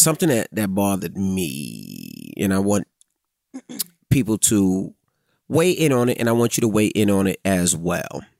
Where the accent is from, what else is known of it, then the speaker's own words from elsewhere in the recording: New York City, New York, United States; Growing up in Queens, there was a hundred D Js